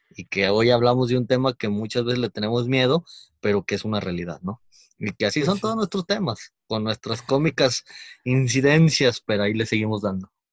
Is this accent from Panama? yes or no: no; Mexico; como mexicanos